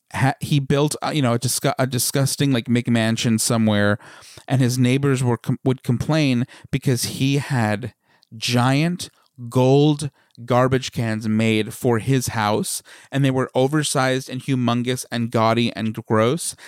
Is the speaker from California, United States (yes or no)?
no; Smithtown, New York, United States; accent: Long Island; the little hamlet in Smithtown that we grew up